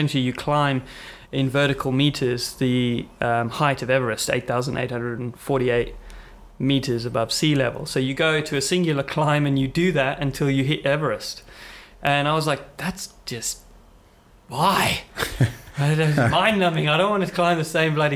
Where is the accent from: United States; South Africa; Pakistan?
South Africa; Cape Town, Western Cape; moved away; I'm from South Africa, so grew up in Cape Town for a bit